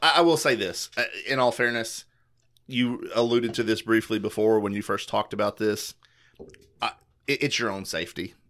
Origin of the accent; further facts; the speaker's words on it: Kentucky, United States; I'm from Kentucky